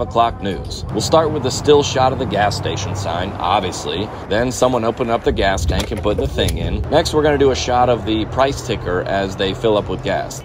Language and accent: English; Iowa, United States; now in Tennessee, United States; I'm from Iowa originally.